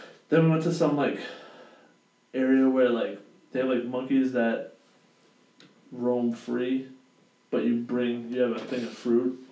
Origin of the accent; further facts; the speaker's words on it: Boston, Massachusetts, United States; where are you from? And I'm like, yeah, Boston